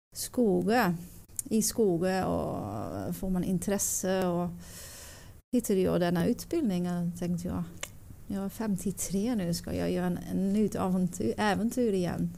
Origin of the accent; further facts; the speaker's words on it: Netherlands; Swedish is a second language; moved away as an adult; now in Stöllet, Sweden; Jag kommer från Holland